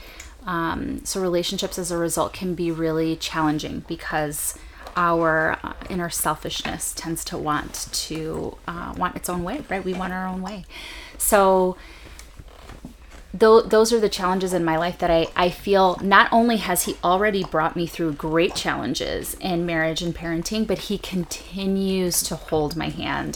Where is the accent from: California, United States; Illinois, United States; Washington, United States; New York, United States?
Illinois, United States; Chicago; I grew up on the northwest side of Chicago, with a really big extended family